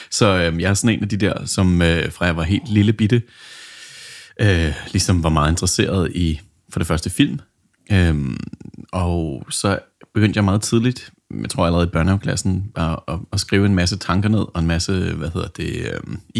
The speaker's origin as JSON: {"language": "Danish", "country": "New Zealand", "tie": "born or raised there", "also_born_or_lived": "England", "said": "jeg kan jo sige måske lidt om min baggrund, at jeg er vokset op på New Zealand og født i North England, og der, der startede man jo en lille smule tidligere"}